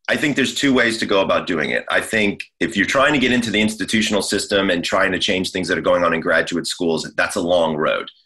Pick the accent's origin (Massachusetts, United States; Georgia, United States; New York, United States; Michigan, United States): Georgia, United States; moved away as an adult; also born or lived in Scottsdale, Arizona; now in Los Angeles, United States; I'm from Georgia